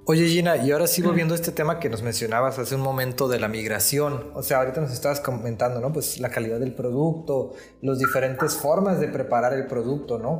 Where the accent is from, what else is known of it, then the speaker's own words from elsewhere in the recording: Ensenada, Baja California, Mexico; en mi infancia aquí en Ensenada